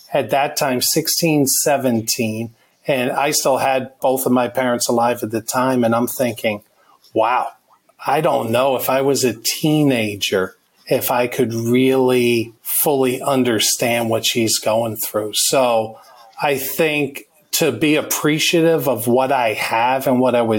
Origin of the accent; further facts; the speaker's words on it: just north of New York City, United States; we grew up in New York, right north of the city